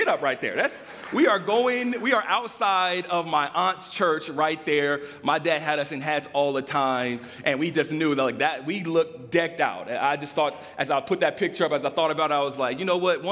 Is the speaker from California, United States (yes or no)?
yes; Riverside, California, United States; also born or lived in Lynwood, California; I was born in Linwood, California. That's right in the heart of Los Angeles. Not too long after being born in Linwood at St. Francis Hospital, we moved to a place called Riverside